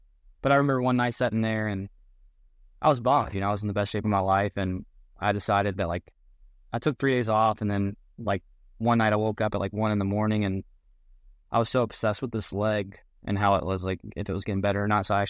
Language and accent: English; Kentucky, United States; But I grew up in the South End, Chris, so I definitely used to that.